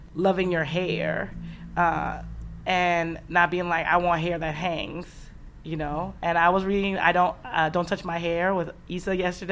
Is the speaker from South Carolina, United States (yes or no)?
no; San Francisco, California, United States; moved away as an adult; also born or lived in Guinea; now in Vermont, United States; I'm a San Franciscan